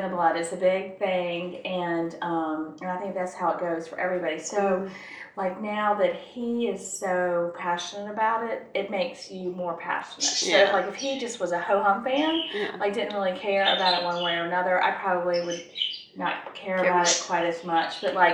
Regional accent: North Carolina, United States; growing up in North Carolina

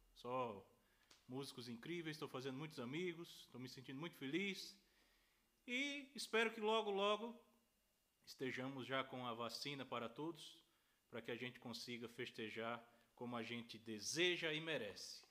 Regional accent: São Paulo, Brazil; Sou paulistano, filho de pernambucanos, da cidade de São Bento do Una, Pernambuco. Nasci em São Paulo

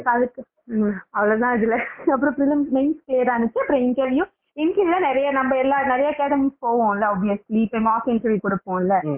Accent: Chennai, Tamil Nadu, India; also born or lived in Thanjavur district, Tamil Nadu; என்னோட நேட்டிவ் வந்து பார்த்தோன்னா தஞ்சாவூர் டிஸ்ட்ரிக்ட் தான் பட் நான் ஸ்கூல் படிக்கும்போது சென்னை வந்து செட்டில் ஆகிட்டோம்

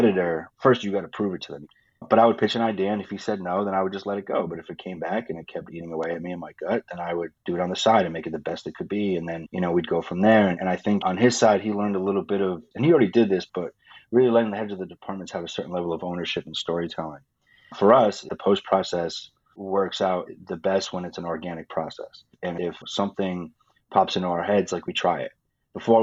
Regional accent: Rhode Island, United States; moved away; I'm from Rhode Island on the East Coast

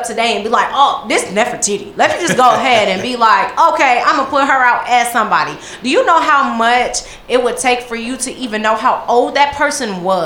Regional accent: Christ Church, Barbados; moved away; I was born in Christchurch, Barbados

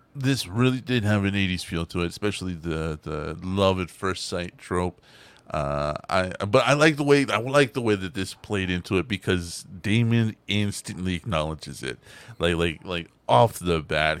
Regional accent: Texas, United States; I'm from Texas

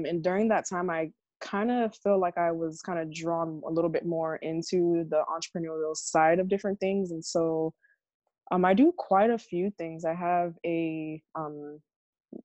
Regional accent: Hollywood, Florida, United States; also born or lived in Miami, Florida; now in Fort Myers, United States; I was born in Miami, Florida. I grew up in Broward, in like the Hollywood area

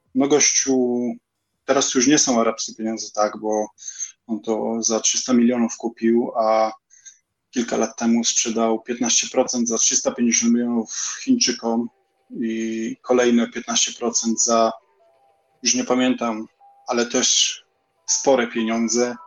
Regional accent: Poland; now in England; jestem z Polski

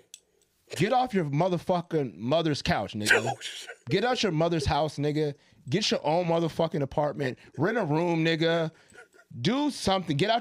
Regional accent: California, United States; I'm from Cali

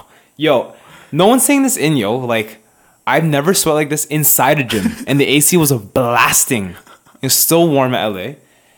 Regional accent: Canada; we're obviously Canadian

